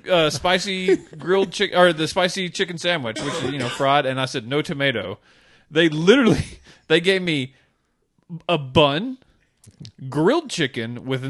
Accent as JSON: {"language": "English", "country": "United States", "said": "I'm American."}